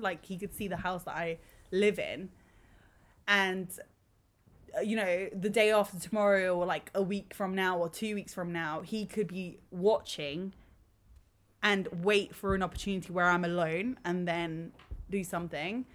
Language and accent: English; London, United Kingdom; we we're born and ra- raised here